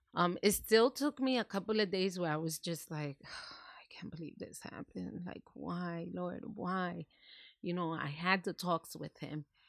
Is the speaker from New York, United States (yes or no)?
yes; New York City, New York, United States; moved away as an adult; now in New Jersey, United States; I was born and raised in New York City.